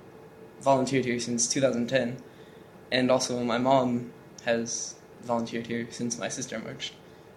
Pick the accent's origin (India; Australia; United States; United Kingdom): United States; Reno Valley, California; I'm 14, and I'm from Reno Valley, California.